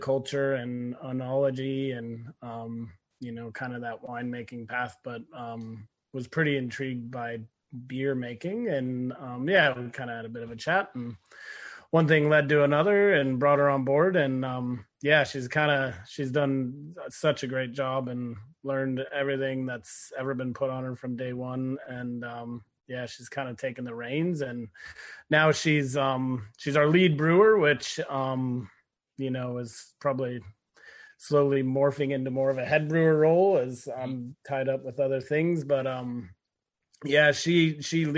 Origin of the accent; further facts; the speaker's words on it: Colorado, United States; moved away as an adult; now in Queensland, Australia; I'm from Colorado